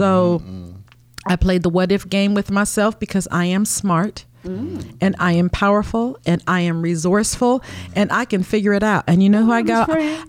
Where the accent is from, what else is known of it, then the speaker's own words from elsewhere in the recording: Omaha, Nebraska, United States; now in Baltimore, United States; Yeah, that's where I'm from. That's where I grew up. And I came to Baltimore because my baby daddy was here, my children's father.